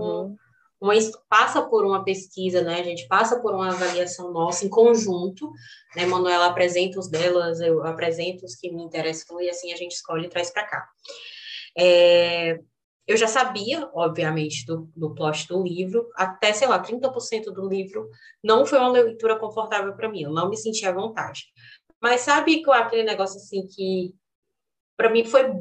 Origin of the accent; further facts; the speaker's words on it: Northeast Region, Brazil; eu, nordestina